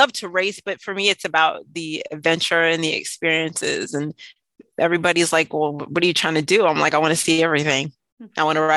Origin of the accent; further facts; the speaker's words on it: New York, United States; I'm a New Yorker